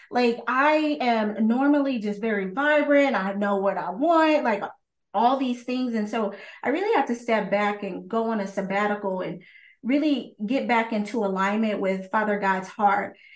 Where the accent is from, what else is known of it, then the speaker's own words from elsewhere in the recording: Texas, United States; I'm from Texas